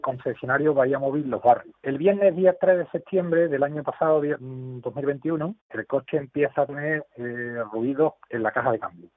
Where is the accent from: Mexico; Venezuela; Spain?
Spain; Utrera, Andalusia; mi pueblo, de Utrecht World